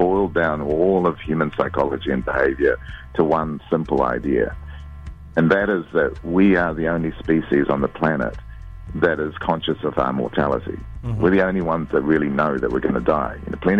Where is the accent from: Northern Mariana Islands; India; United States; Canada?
India; I mean, I'm Indian, and my view of the world is influenced by that.